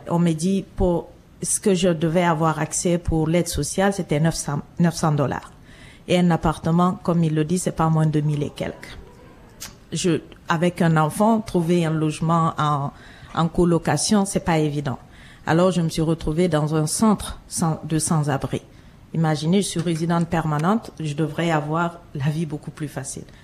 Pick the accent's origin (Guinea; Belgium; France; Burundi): Guinea; moved away as an adult; also born or lived in Montreal; now in Toronto, Canada; Je suis originaire de la Guinée un petit pays de l'Afrique de l'Ouest